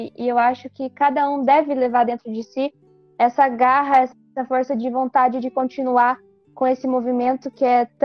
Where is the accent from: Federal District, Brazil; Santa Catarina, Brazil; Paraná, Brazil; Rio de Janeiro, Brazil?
Paraná, Brazil; São Miguel do Iguaçu; Sou do CTG Querente Amada, da cidade de São Miguel do Iguaçu, do oeste do Paraná. Sou filiada ao MTG Paraná